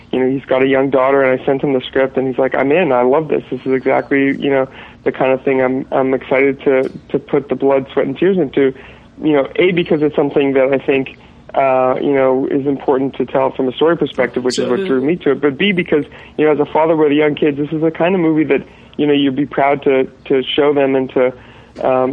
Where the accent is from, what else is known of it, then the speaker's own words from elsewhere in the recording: Montreal, Quebec, Canada; moved away as an adult; now in Los Angeles, United States; I'm Canadian. I'm from Montreal originally. I've been out in L.A. for about 13 years